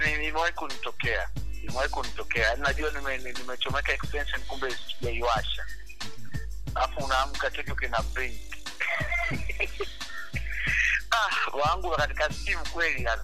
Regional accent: Mwanza, Tanzania; moved away; also born or lived in Dar es Salaam; nimezaliwa Bigando, Mwanza, nilisukuma kabisa kama tena ni msukuma kabisa

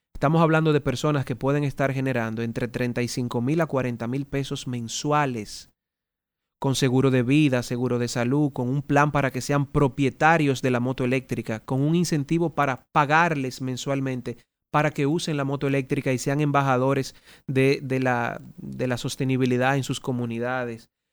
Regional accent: Dominican Republic; Ganamos todos como dominicanos

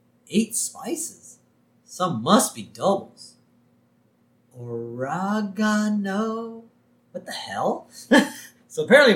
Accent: Texas, United States; I'm a Texan.

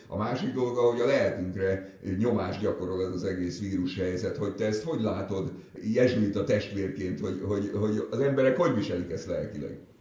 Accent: Budapest, Hungary; ott a Szent István körúton nőttem föl

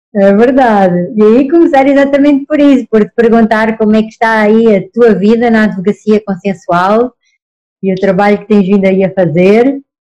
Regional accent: Portugal; accent: Portuguese; moved away as an adult; now in Brazil; Eu estou aqui no Brasil desde 2013. Sou portuguesa, pelo sotaque, como veem

